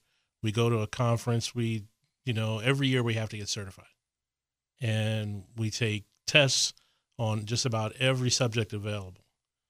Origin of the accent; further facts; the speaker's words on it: Harrisburg, Pennsylvania, United States; You're born and raised in Pennsylvania, and then the next day you wake up in Guam.